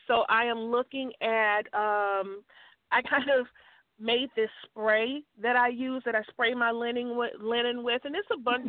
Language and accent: English; Chicago, Illinois, United States; I grew up in Chicago